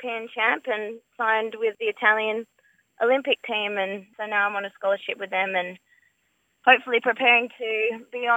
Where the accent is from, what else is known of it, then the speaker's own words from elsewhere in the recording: Perth, Western Australia, Australia; also born or lived in Margaret River; I grew up in City Beach in Perth